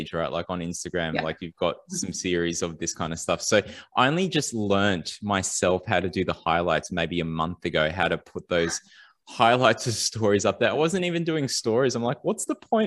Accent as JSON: {"language": "English", "town": "Sydney", "region": "New South Wales", "country": "Australia", "tie": "born or raised there", "said": "growing up in Western Sydney"}